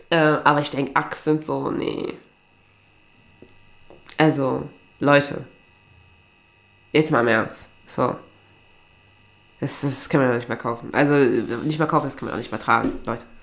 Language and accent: German; Aachen, North Rhine-Westphalia, Germany; Und bei mir, also ich komme ja eigentlich aus Aachen.